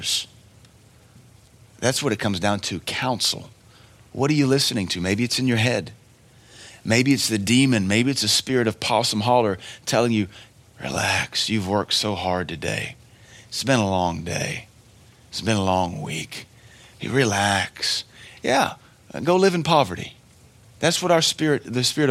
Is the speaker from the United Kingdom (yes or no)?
no; Cookeville, Tennessee, United States; I love Cookville. This is my hometown.